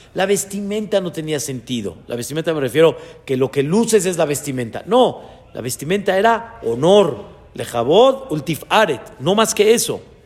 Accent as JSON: {"language": "Spanish", "country": "Mexico", "tie": "born or raised there", "said": "Yo nací en México cuando mis papás apenas estaban dando sus pasos de Teshuvá a su nivel"}